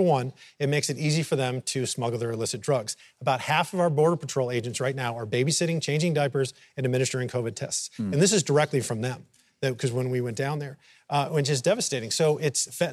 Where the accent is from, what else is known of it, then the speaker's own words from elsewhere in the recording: Texas, United States; I'm from Texas.